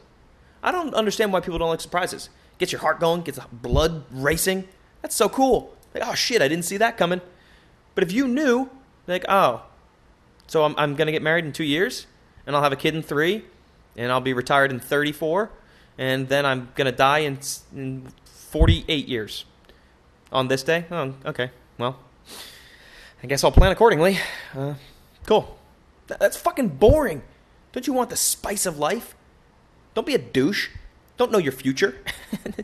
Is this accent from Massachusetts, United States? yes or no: yes; Boston, Massachusetts, United States; my hometown, over there in Massachusetts, in Dorchester